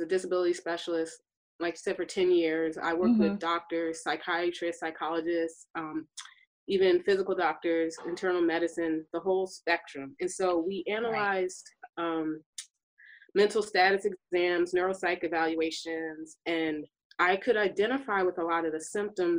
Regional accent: Philadelphia, Pennsylvania, United States; moved away as an adult; now in Austin, United States; I'm originally from Philadelphia, Pennsylvania. I've lived in Austin, Texas for most of my adult life.

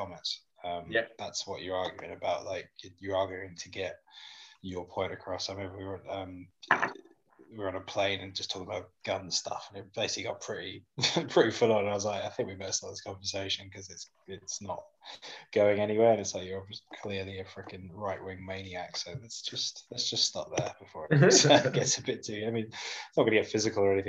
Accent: United Kingdom; as British people

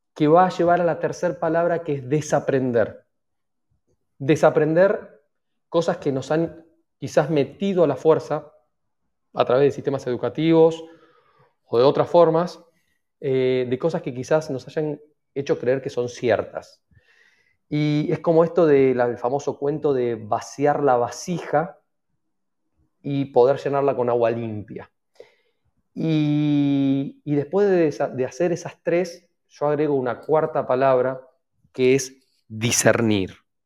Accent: Argentina; la mayoría somos argentinos

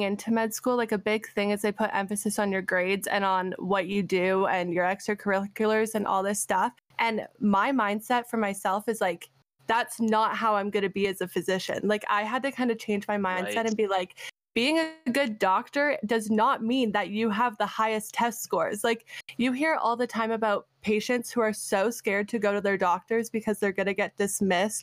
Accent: Canada; also born or lived in Arizona, United States; being a Canadian that went to an American school and has an American degree

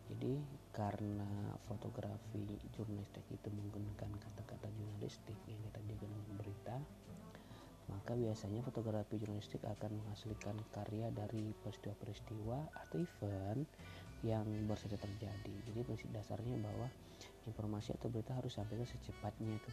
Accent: Tanjung Barat, Jambi, Indonesia; pengen membahas tentang kuliner deh yang ada di Indonesia khususnya di daerah gue di Tanjung Barat Provinsi Jambi

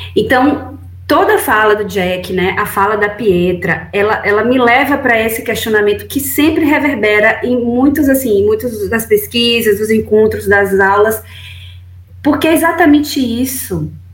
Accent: Bahia, Brazil; moved away; also born or lived in Brasília; eu sou da Bahia, fui para Brasília é, sozinha

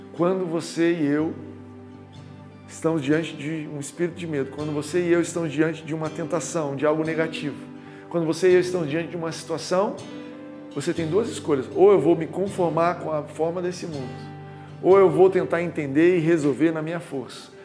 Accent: Goiás, Brazil; now in Rio de Janeiro, Brazil; quando eu mudei para o Rio de Janeiro, sou de Goiás

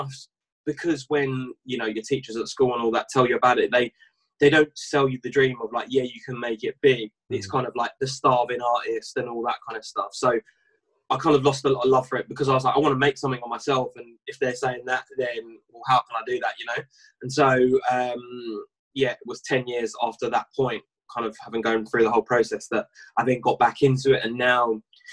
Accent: Essex, East of England, United Kingdom; I'm from Essex, and I live in a place called Chelmsford, which is a small town in Essex

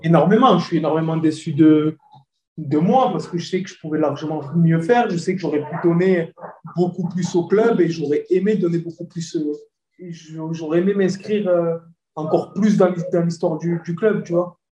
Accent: Marseille, Provence-Alpes-Côte d'Azur, France; je suis Marseillais.

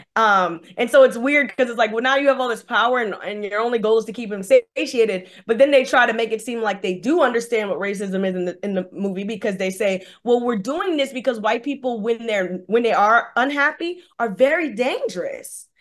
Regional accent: New Orleans, Louisiana, United States; I'm from New Orleans, Louisiana, and some of the jobs I've worked at here

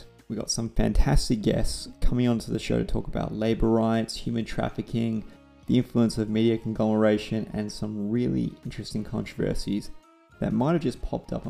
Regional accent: Perth, Western Australia, Australia; I'm from Perth, Western Australia

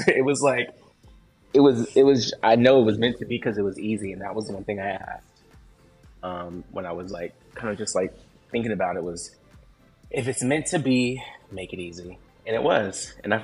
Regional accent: Washington, United States; moved away as an adult; also born or lived in Seattle; now in New York City, United States; I was born in Seattle, but I've lived all over the state. And, you know, college and high school, mostly in Washington

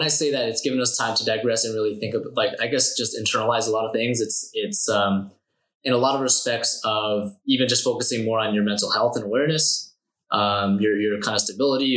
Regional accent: Canada; as a Canadian

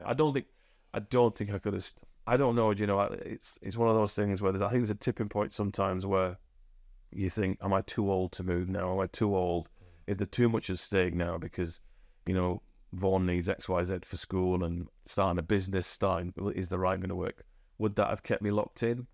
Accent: Huddersfield, Yorkshire and the Humber, United Kingdom; also born or lived in Australia; I'm from Huddersfield and I grew up in the shadow

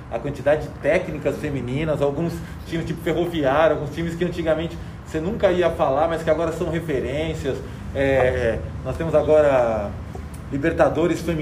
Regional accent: Brazil; porque eu sou brasileiro

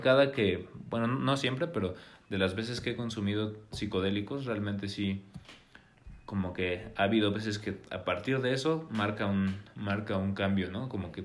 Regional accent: Puebla, Mexico; also born or lived in Mexico City; vivimos en Puebla

